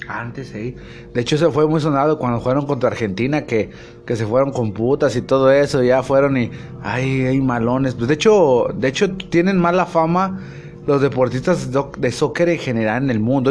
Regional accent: Mexico; soy mexicano

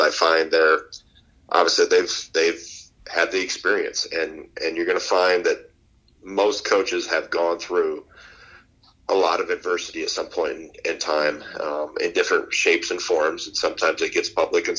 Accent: Wisconsin, United States; I grew up in Wisconsin.

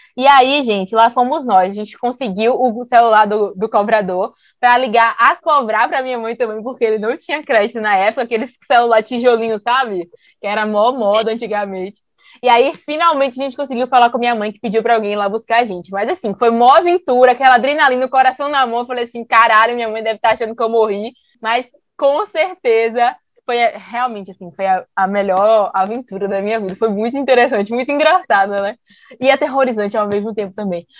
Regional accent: Bahia, Brazil; a gente é baiana

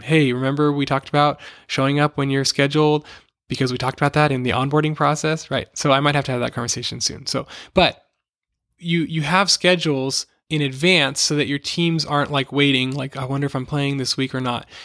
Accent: Los Angeles, California, United States; moved away as an adult; my family and I moved back to my hometown in Los Angeles

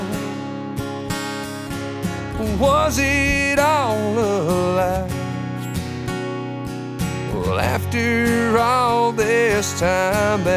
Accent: Bakersfield, California, United States; I'm from Bakersfield, California

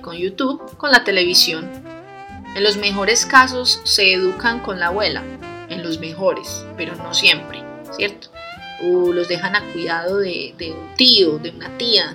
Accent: Colombia; yo vengo de Colombia, en Colombia tenemos un dicho

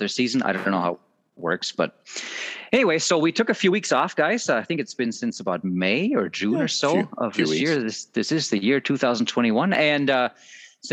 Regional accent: Germany; English is a second language; moved away as an adult; also born or lived in Southeastern Minnesota; now in Minnesota, United States; I am from Germany, and it's almost, I'm now here 20 years

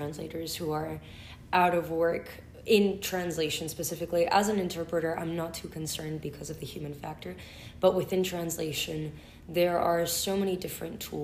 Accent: Buenos Aires, Argentina; accent: Spanish; also born or lived in United States; now in Orange County, United States; I was born in Buenos Aires, Argentina, academically educated in the United States and raised going back and forth.

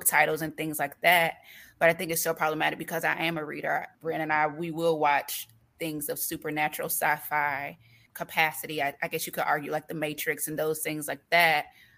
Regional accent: Florida, United States; we're from Florida

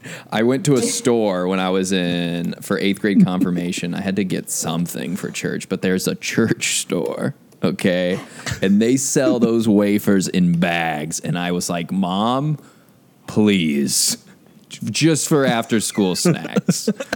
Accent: Omaha, Nebraska, United States; Omaha, Nebraska.

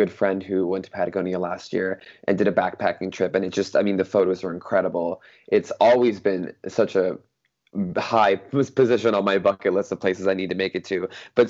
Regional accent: British Columbia, Canada; also born or lived in California; I grew up in British Columbia before I started in California, then I went to British Columbia, and then I went back to the US.

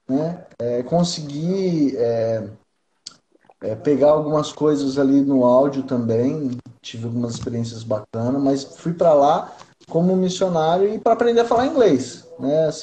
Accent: interior of São Paulo, Brazil; now in Cuiabá, Brazil; tem 10 anos que eu tô aqui e eu sou de São Paulo, interior de São Paulo.

